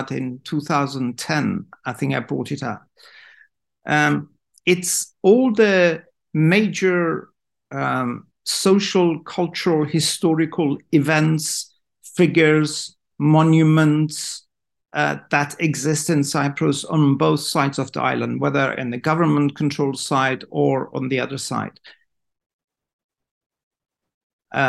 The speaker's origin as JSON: {"language": "English", "country": "Iran", "said": "in Iran, we have a saying"}